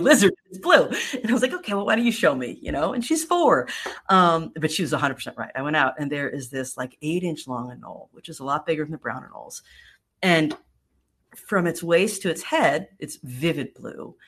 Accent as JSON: {"language": "English", "region": "New York", "country": "United States", "tie": "born or raised there", "moved": "yes", "lives_now": "Florida, United States", "said": "I grew up in New York"}